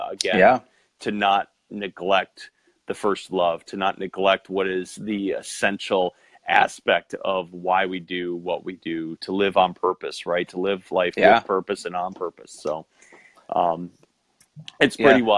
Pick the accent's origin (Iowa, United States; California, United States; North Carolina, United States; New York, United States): New York, United States; Western; growing up in Western New York